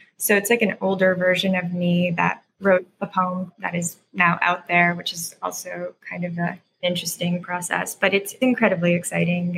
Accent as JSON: {"language": "English", "town": "Mississauga", "region": "Ontario", "country": "Canada", "tie": "born or raised there", "also_born_or_lived": "Croatia / United States / Burnaby, British Columbia / Newfoundland", "moved": "as an adult", "said": "I grew up in Ontario in a suburb just outside of Toronto called Mississauga."}